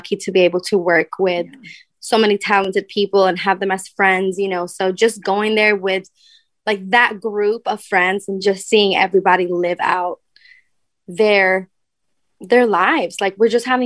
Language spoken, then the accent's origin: English; Stockholm, Stockholm County, Sweden; I love my hometown. I love Stockholm